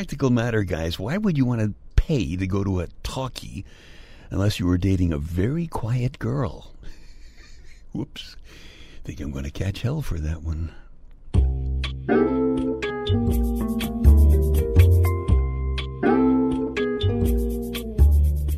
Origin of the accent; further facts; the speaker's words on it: Brooklyn, New York, United States; my hometown of Brooklyn